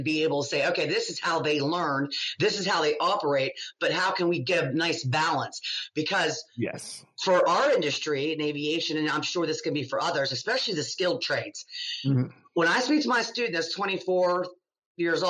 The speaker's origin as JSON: {"language": "English", "country": "United States", "also_born_or_lived": "England", "said": "being American"}